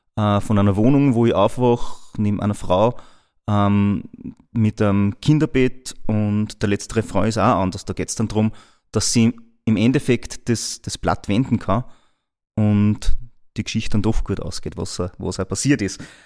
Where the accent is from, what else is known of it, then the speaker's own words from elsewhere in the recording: Linz, Upper Austria, Austria; ich wieder zurückgefahren bin nach Linz. Ja? Also mein, mein eigen, eigentliches Daheim, dort wo ich herkomme